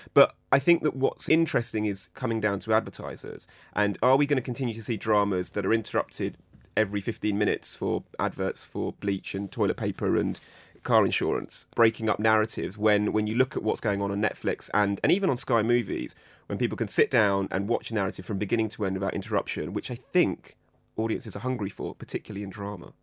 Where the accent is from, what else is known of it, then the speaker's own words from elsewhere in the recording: United Kingdom; a British, Pakistani, Indian man